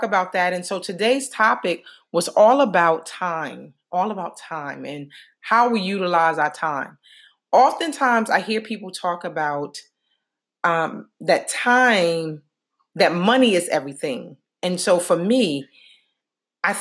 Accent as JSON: {"language": "English", "town": "Newark", "region": "New Jersey", "country": "United States", "tie": "born or raised there", "moved": "as an adult", "said": "I just returned home after 12 days spent with family and friends in my hometown of Newark, New Jersey"}